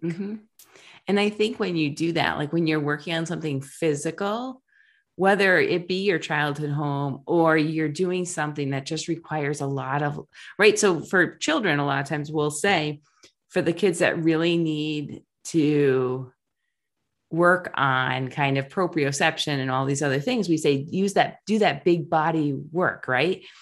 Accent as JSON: {"language": "English", "region": "Rhode Island", "country": "United States", "tie": "born or raised there", "said": "I grew up in Rhode Island, the beaches were really packed"}